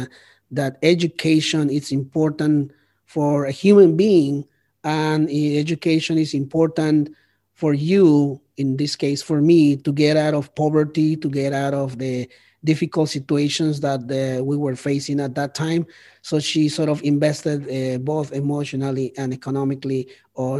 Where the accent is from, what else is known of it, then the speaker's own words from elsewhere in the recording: Bogotá, Colombia; English is a second language; moved away as an adult; also born or lived in Chicago, United States; now in Toronto, Canada; I was born in Bogota, Colombia, but I don't necessarily consider myself Colombian